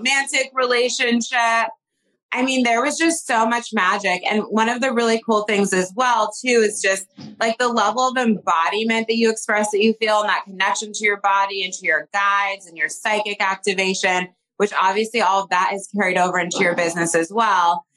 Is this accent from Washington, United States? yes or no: no; Bay Area, California, United States; I'm from the Bay Area